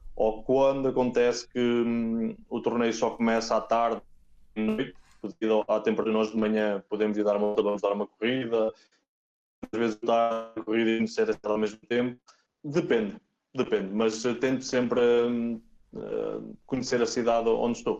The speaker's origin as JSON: {"language": "Portuguese", "town": "Oliveira do Bairro", "region": "Aveiro District", "country": "Portugal", "also_born_or_lived": "Spain", "moved": "as an adult", "lives_now": "Nottingham, United Kingdom", "said": "sou da Oliveira de Barro, mas muito perto do, do mar em Aveiro"}